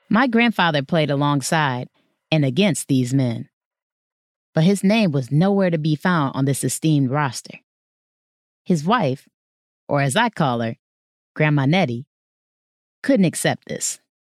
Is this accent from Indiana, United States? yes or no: no; Detroit, Michigan, United States; my hometown, Detroit